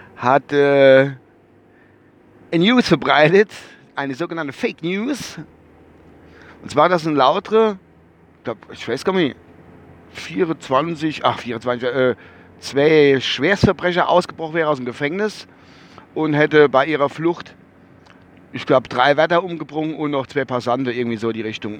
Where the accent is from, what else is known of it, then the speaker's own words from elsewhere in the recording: Rammelsbach, Rhineland-Palatinate, Germany; bei uns in Rammelsbach